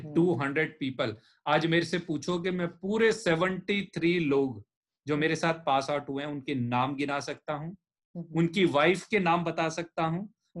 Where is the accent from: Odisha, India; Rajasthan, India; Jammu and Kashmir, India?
Rajasthan, India; मैं राजस्थान का